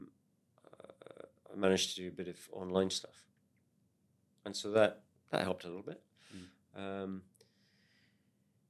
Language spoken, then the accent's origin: English; Scotland, United Kingdom; also born or lived in Wellington, New Zealand; now in New Zealand; as a Scotsman